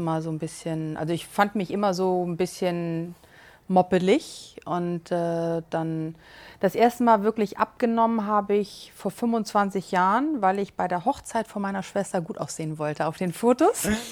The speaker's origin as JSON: {"language": "German", "region": "Hamburg", "country": "Germany", "said": "aus Hamburg"}